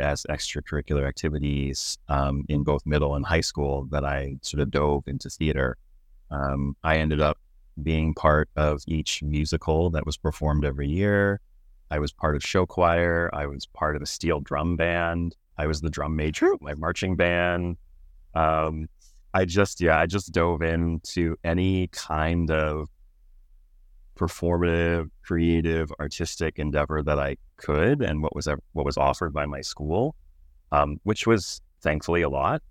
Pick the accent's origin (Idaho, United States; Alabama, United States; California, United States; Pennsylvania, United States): Pennsylvania, United States; Pittsburgh; now in Toronto, Canada; growing up in Pittsburgh, I was born and raised there